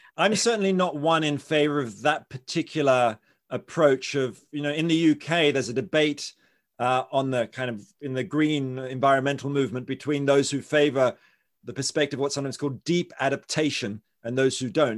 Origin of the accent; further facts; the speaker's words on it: Australia; I'm from Australia